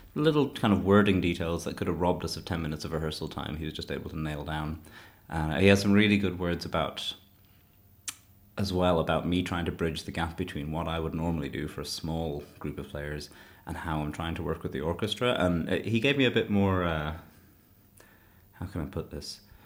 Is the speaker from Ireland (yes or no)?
yes; Shannon, Munster, Ireland; moved away as an adult; now in Leeds, United Kingdom; I was born in Clare in Shannon.